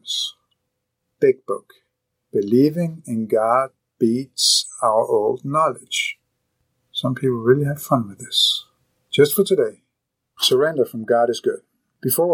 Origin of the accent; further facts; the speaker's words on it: Copenhagen, Capital Region of Denmark, Denmark; I am still Danish. I am still from Copenhagen.